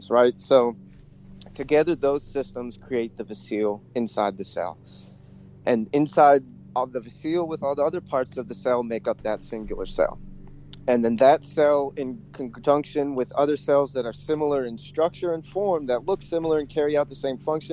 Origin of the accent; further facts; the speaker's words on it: Georgia, United States; I grew up in Georgia